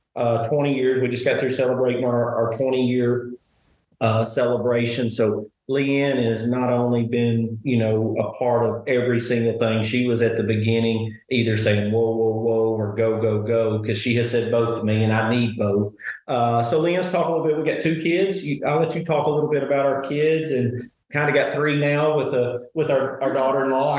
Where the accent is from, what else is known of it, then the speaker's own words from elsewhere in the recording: Sheridan, Arkansas, United States; Sheridan is my hometown